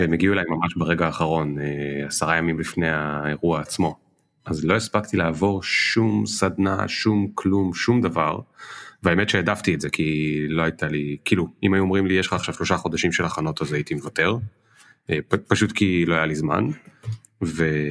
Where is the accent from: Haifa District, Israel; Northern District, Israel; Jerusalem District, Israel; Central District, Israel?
Haifa District, Israel; Krayot; אני גדלתי בקריות